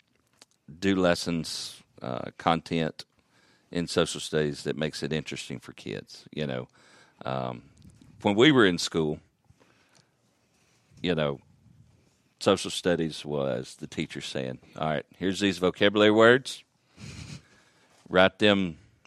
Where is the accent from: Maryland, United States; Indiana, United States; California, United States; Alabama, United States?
Alabama, United States; moved away as an adult; now in Murray County, United States; I grew up in Alabama